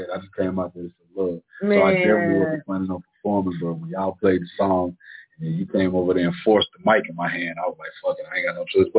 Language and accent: English; Charlotte, North Carolina, United States; born or raised there; also born or lived in New Jersey